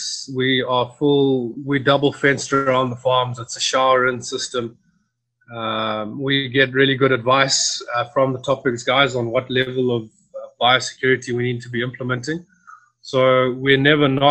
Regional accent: Zimbabwe; I'm basically from Zimbabwe, which is a current country in Africa, just above South Africa.

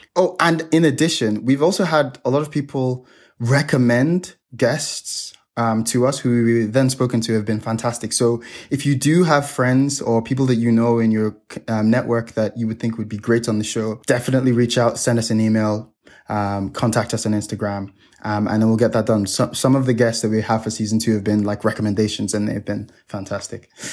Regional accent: Nigeria; now in Hong Kong; I'm Nigerian. I come from a third world country.

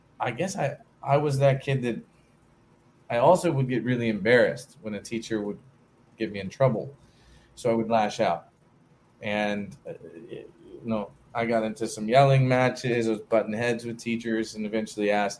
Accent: Beaufort / Hilton Head area, South Carolina coast, United States; I grew up in South Carolina on the coast, kind of Beaufort, Hilton Head sort of area.

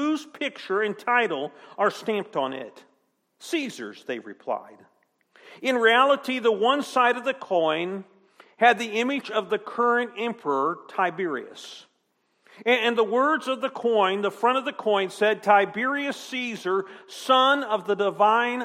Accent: United States; American citizens

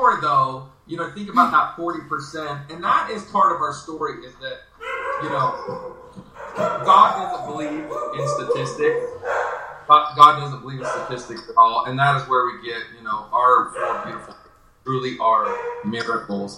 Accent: Utah, United States; We're from Utah

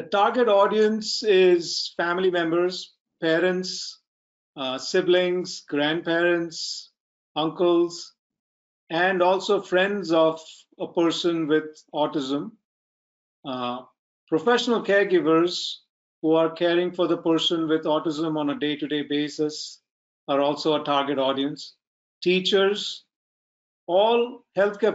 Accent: India; I'm from India

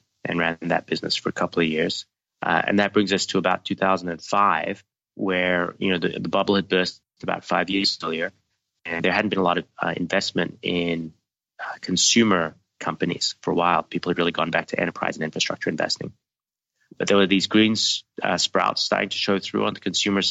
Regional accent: Australia; moved away as an adult; I grew up in Australia and went to university out there

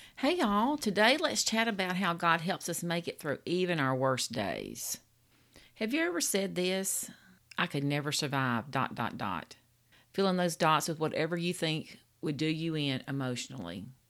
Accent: Louisiana, United States; I'm from Louisiana. We the food state

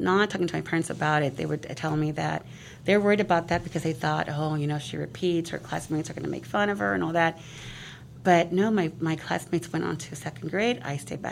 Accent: San Mateo, California, United States; English is a second language; also born or lived in Mexico; So I was born in Mexico, but came here at the age of six, and I was at, my family has always lived in San Mateo, and so they registered me at Laurel Elementary. Did not know any English whatsoever

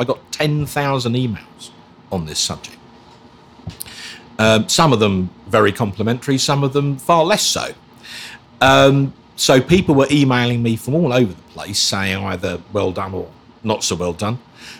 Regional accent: Basildon, East of England, United Kingdom; also born or lived in Islington, London; Well, it's six. Yeah, my parents moved out to Basildon onto what was then a new housing estate in 1971

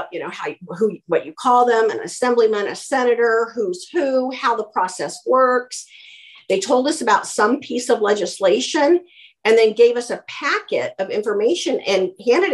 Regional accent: Boulder, Colorado, United States; I grew up in Boulder, Colorado

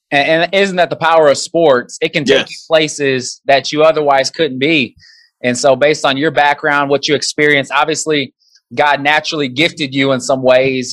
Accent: Nebraska, United States; I grew up in Nebraska, was a big Nebraska fan growing up.

